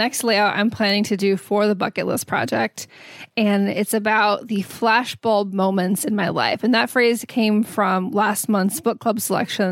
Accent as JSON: {"language": "English", "region": "Texas", "country": "United States", "tie": "born or raised there", "said": "Growing up in Texas"}